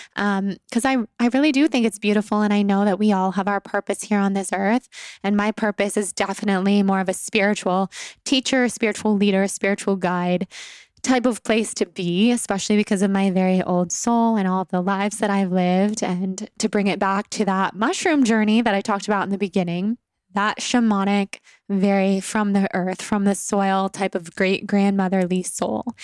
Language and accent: English; Sacramento, California, United States; also born or lived in Los Angeles / New York / Italy; I have been a California girl, born and raised. I was born in Sacramento, California, and then I moved to Los Angeles for college in two thousand nine